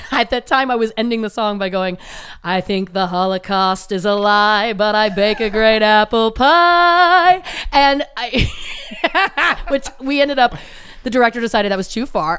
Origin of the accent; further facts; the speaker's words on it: Belleville, Ontario, Canada; moved away as an adult; also born or lived in Toronto; now in Los Angeles, United States; my hometown, Belleville, Ontario, Canada